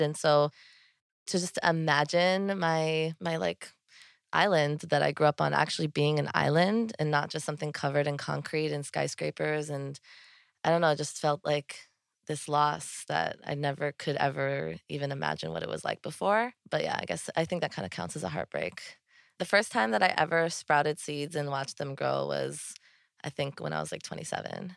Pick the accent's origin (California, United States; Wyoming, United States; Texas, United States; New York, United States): New York, United States; New York City; I was born here in New York City and I grew up in Soho, which is in lower Manhattan.